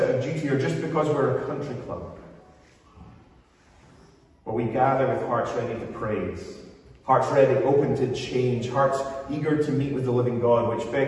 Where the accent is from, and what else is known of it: Scotland, United Kingdom